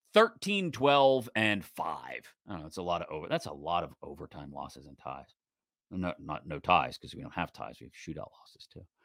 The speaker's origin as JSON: {"language": "English", "town": "Pittsburgh", "region": "Pennsylvania", "country": "United States", "tie": "born or raised there", "said": "I grew up in Pittsburgh for the bulk of my life"}